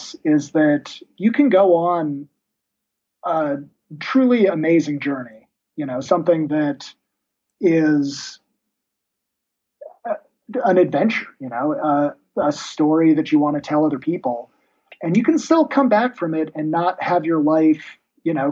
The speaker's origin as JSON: {"language": "English", "country": "United States", "said": "being an American"}